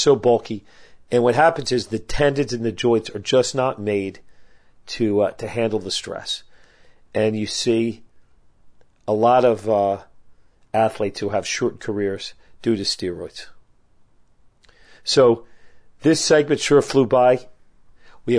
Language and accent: English; United States; as an American with a lot of pride